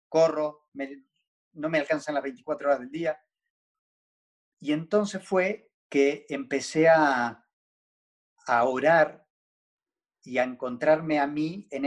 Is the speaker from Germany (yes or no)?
no; Buenos Aires, Argentina; Soy argentino, pero no ejerzo.